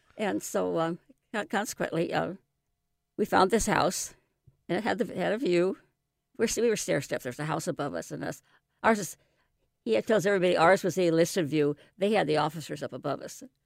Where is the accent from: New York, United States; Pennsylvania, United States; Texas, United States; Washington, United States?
Washington, United States; Seattle; also born or lived in New England; I was born and raised in West Seattle